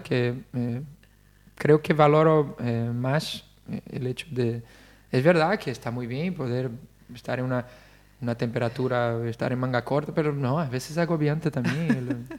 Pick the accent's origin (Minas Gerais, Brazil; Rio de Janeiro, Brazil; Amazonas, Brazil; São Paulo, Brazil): Rio de Janeiro, Brazil; Spanish is a second language; moved away as an adult; also born or lived in Italy; now in Spain; yo además soy de Río de Janeiro